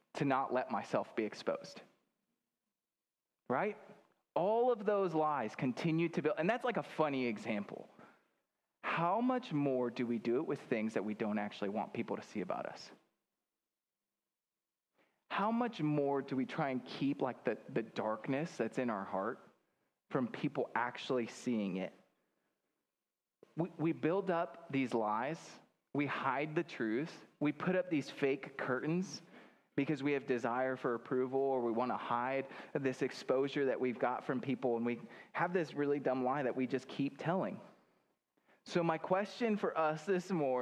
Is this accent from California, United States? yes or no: no; Grand Island, Nebraska, United States; moved away; I'm from Grand Island